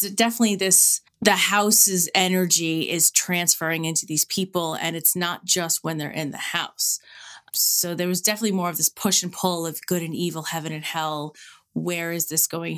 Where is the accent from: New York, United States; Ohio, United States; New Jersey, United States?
New York, United States; New York City; now in Levittown, United States; I grew up in Queens